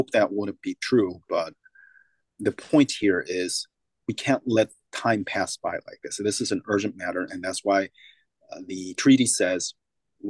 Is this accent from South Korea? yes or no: yes; South Korea; now in United States; I come from Korea